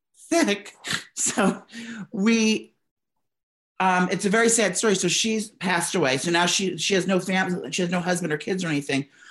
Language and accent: English; downstate New York, United States; We're New York girls. She's upstate. I'm downstate.